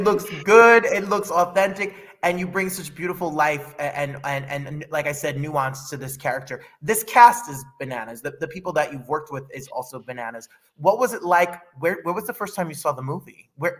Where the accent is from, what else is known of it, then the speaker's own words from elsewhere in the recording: New Jersey, United States; back in the day when I was growing up in Jersey